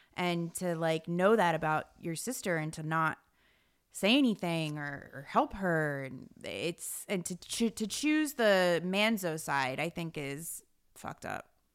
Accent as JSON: {"language": "English", "region": "New Jersey", "country": "United States", "said": "I'm from Jersey"}